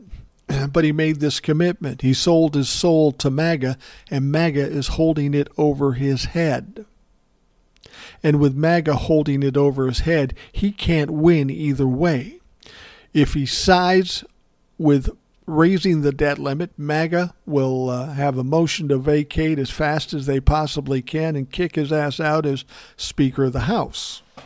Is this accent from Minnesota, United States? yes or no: yes; Minnesota, United States; my home state's representative, Ilhan